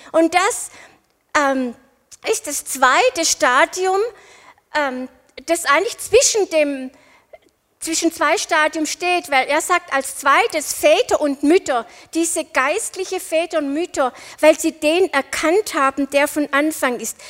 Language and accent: German; Winnenden, Baden-Württemberg, Germany; ich bin in Winnendenhöfen aufgewachsen